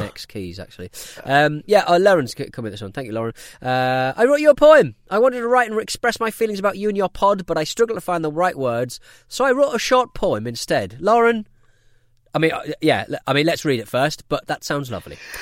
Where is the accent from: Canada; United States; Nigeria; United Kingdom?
United Kingdom; I'm British